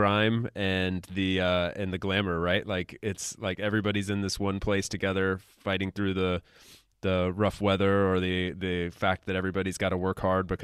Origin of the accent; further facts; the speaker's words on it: United States; moved away; thriving in my home country